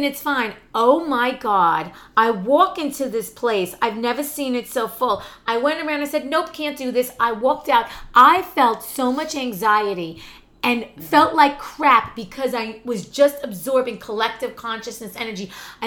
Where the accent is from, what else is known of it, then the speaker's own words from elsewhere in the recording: New Jersey, United States; I grew up out right outside New Jersey